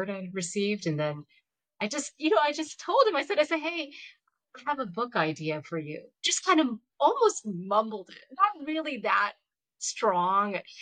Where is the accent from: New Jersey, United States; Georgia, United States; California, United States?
Georgia, United States; I grew up in Georgia